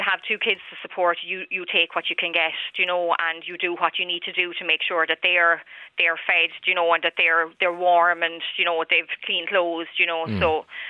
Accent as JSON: {"language": "English", "town": "Wexford", "region": "Leinster", "country": "Ireland", "moved": "as an adult", "lives_now": "Waterford, Ireland", "said": "I moved to Waterford from Wexford, from home."}